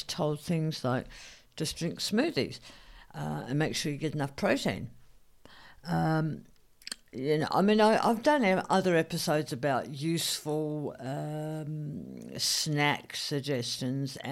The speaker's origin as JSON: {"language": "English", "region": "South Australia", "country": "Australia", "said": "I'm South Australian"}